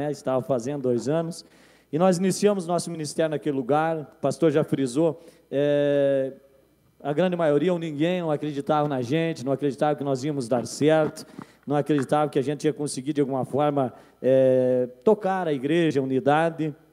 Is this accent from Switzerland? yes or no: no; Rio Grande do Sul, Brazil; Eu me lembro, eu vim do Rio Grande do Sul, trabalhava naquela época com o Paulinho, né?